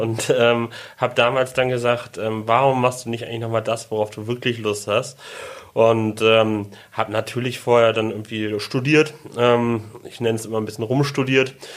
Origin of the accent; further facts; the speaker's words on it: Hamburg, Germany; moved away as an adult; now in Sylt, Germany; ich komme aus Hamburg